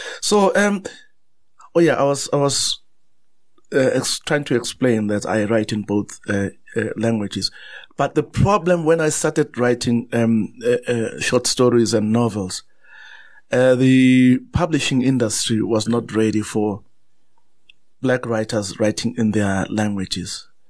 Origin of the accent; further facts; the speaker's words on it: South Africa; first language Zulu; English is a second language; And there are many new publications in my mother tongue, in Zulu, to say there is a market.